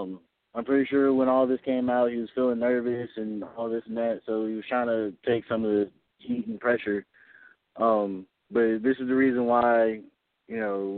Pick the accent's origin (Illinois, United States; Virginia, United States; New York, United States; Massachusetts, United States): Illinois, United States; Chicago; now in United States South; I'm originally from Chicago.